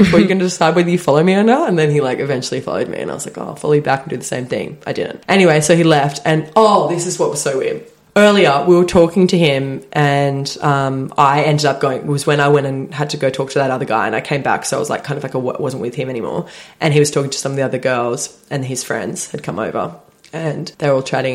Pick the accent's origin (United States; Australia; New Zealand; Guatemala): Australia; Sydney, New South Wales; we're from Sydney